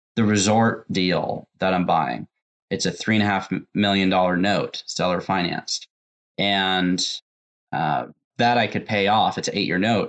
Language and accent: English; Tacoma, Washington, United States; also born or lived in Renton, Washington; From Washington. I was born in Tacoma